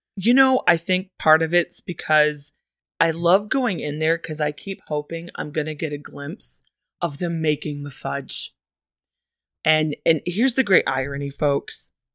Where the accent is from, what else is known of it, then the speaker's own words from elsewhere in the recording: Michigan, United States; That is the official state motto of my home state, Michigan